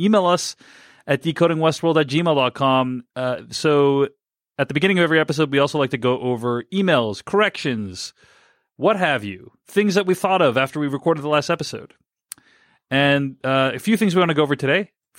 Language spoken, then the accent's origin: English; Connecticut, United States; the Revolutionary War hero from my home state of Connecticut.